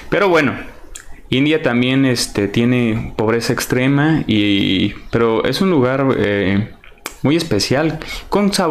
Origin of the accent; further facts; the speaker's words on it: Mexico; Yo quiero decir, yo soy mexicano. Yo sé que tenemos una gastronomía muy completa.